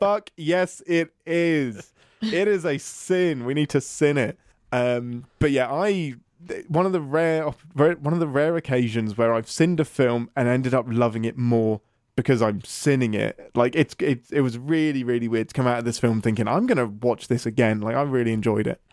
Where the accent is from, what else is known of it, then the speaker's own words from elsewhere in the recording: England, United Kingdom; I'm English